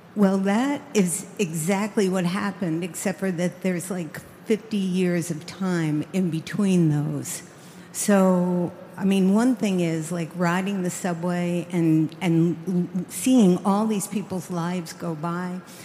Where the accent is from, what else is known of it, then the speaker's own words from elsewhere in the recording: New York, United States; I grew up in New York